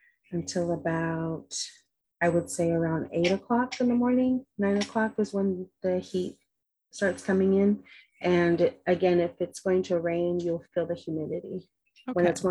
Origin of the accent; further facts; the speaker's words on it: San Pedro, California, United States; moved away as an adult; now in Fiji; I grew up in San Pedro, in Pedro, and we have, and I grew up mostly on the side of San Pedro that's the closest to the water.